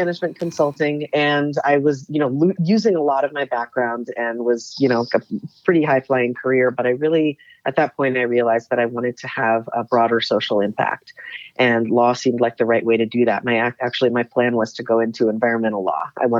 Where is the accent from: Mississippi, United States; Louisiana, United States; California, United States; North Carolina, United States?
California, United States; Palo Alto; Palo Alto.